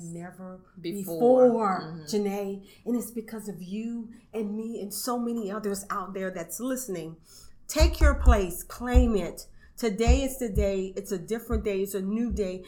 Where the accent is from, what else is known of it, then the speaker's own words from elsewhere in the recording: Arnaudville, St. Landry Parish, Louisiana, United States; I'm from Orneville, St. Landry Parish.